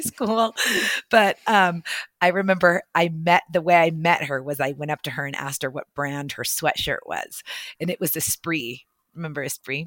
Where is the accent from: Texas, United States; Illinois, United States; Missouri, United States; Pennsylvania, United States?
Texas, United States; El Paso; moved away as an adult; also born or lived in Orlando, Florida / New York; growing up in El Paso